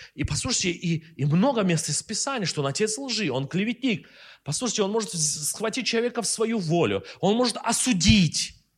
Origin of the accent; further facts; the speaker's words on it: Russia; мы из России